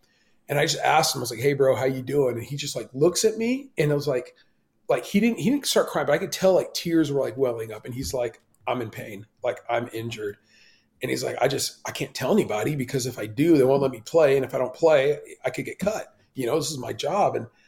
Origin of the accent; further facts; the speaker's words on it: Iran; born there; moved away; I was born in Iran and I grew up Muslim.